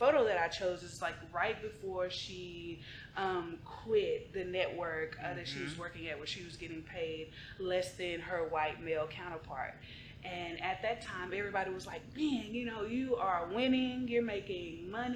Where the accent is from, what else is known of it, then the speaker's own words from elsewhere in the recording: Dallas, Texas, United States; I was born and raised in Oak Cliff, Texas, South Keystone Pope. That's my hood.